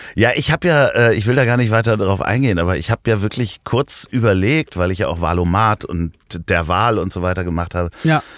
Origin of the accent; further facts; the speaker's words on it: Hamburg, Germany; als Hamburger Jungen